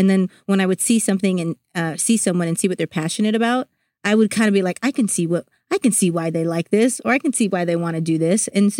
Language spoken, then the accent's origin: English; Honolulu, Hawaii, United States; I grew up in Honolulu, Hawaii.